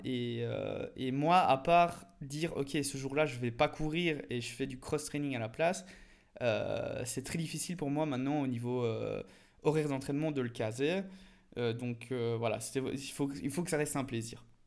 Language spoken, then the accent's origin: French; Belgium; en tant que petit belge pays plat